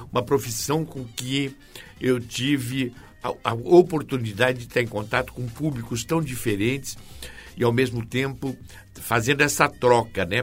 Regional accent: Santos, São Paulo, Brazil; Eu sou natural de Santos

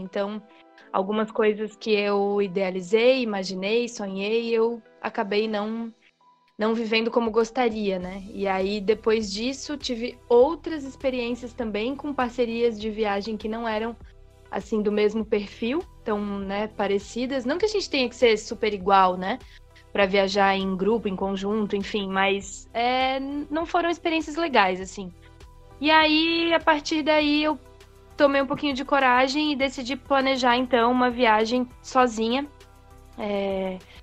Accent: Santa Catarina, Brazil; also born or lived in Itajaí; eu sou de Santa Catarina, é, atualmente estou morando aqui em Itajaí

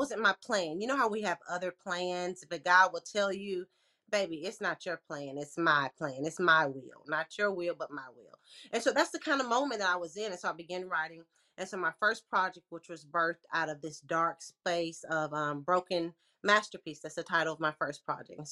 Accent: Lexington, Tennessee, United States; now in Memphis, United States; I was born and raised in Lexington, Tennessee, small town country girl

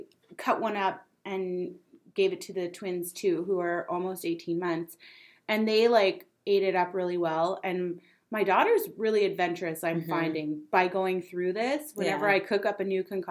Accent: Quebec, Canada; I'm from Quebec.

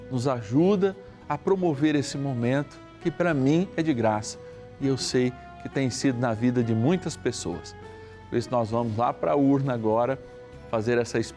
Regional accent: Rio de Janeiro, Brazil; Aliás, eu sou carioca de batismo, batizado na Igreja de Cristo Redentor, lá na Rua das Laranjeiras

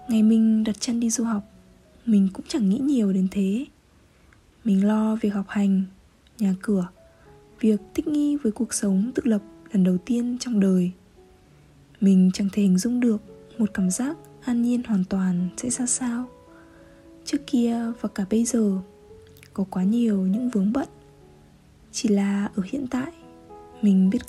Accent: Hanoi, Vietnam; Paris với mình đã từng là giấc mơ, một thứ gì đó xa tầm với mình lớn lên ở Hà Nội Nhưng không phải trong ngóc ngách hoa lệ của thành phố

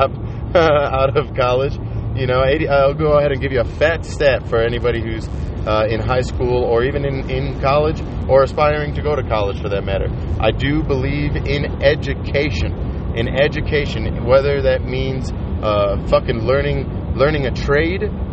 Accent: Colorado, United States; I'm from Colorado

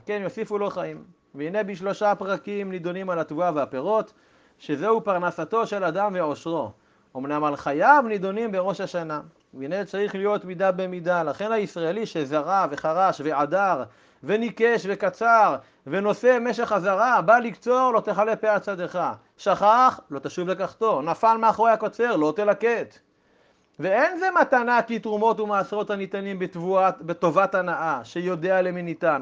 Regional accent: Israel; שגדלתי ב- במשק חקלאי ובילדותי הייתי בקיבוץ עם, עם שדות חיטים

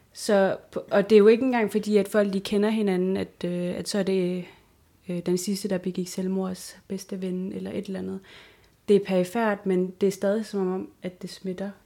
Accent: Sisimiut, Greenland; moved away as an adult; i den by, hvor jeg kommer fra, i Sisimiut

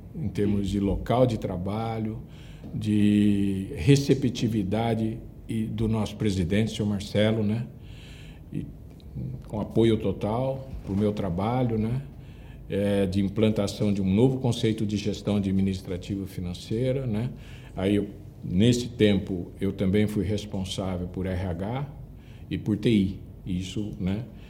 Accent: Andradina, São Paulo, Brazil; moved away as an adult; now in São Paulo, Brazil; passei minha infância, como disse, na minha cidade natal, em Andradina, né, interior de São Paulo

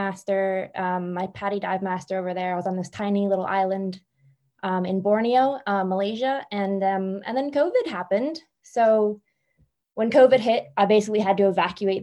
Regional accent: Philadelphia, Pennsylvania, United States; moved away as an adult; also born or lived in Spain / Indonesia; now in Ireland; I'm from Philly. And I up and left Philadelphia and I moved to Spain

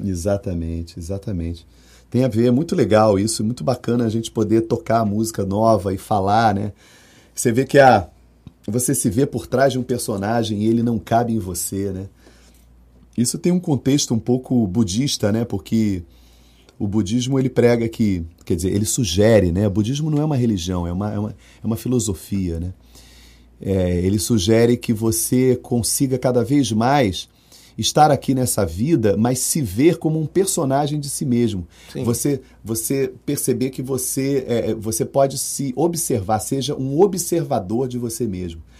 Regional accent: Rio de Janeiro, Brazil; now in Salvador, Brazil; eu sou carioca

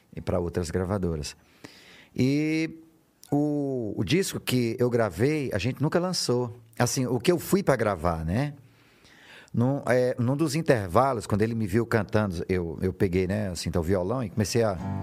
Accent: São João dos Patos, Maranhão, Brazil; moved away; also born or lived in São Luís; São João dos Patos, onde, onde, onde eu comecei, que é a minha terra. Depois eu, eu, eu me mudei para São Luís.

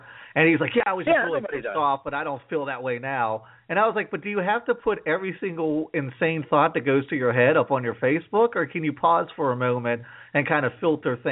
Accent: McKeesport, Pennsylvania, United States; moved away; also born or lived in Washington, D.C. area; I grew up in McKeesport, actually.

